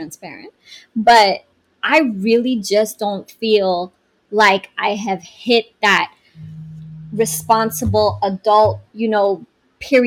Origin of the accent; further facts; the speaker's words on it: Iran; moved away; also born or lived in Canada; I'm from Iran. I was born there, raised by Iranian parents, in a whole other environment, right, when we moved to Canada.